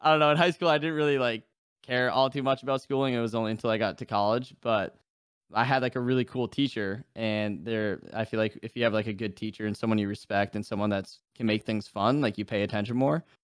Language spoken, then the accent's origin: English; New Hampshire, United States; moved away as an adult; now in Florida, United States; I'm from New Hampshire. I came down to Florida for college, and I've, I've been down here ever since.